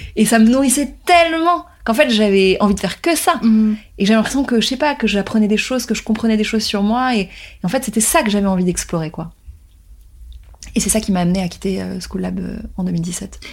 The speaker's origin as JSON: {"language": "French", "town": "Paris", "region": "Île-de-France", "country": "France", "tie": "born or raised there", "said": "Je suis née à Paris, j'ai grandi en France, et mes parents sont nés en Tunisie"}